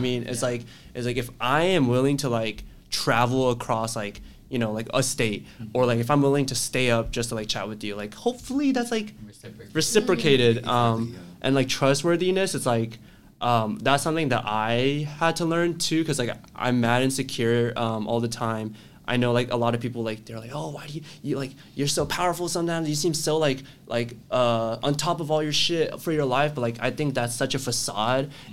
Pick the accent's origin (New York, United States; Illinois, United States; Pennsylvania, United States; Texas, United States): Texas, United States; moved away as an adult; I'm from Texas